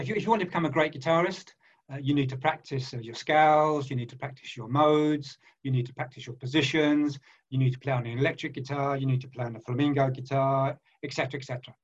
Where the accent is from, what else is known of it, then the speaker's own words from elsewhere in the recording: London, United Kingdom; moved away as an adult; now in France; I was born in East End of London. I went to uh, what we call a, uh, in those days a factory fodder school